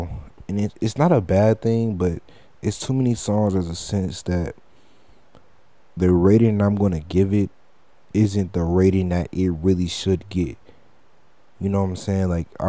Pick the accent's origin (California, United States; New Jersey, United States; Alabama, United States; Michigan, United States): Michigan, United States; Detroit; I don't like new Detroit music. And that's weird because I'm from Detroit.